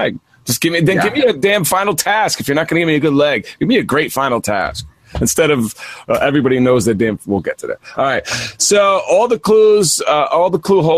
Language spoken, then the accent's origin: English; New York, United States; being a New Yorker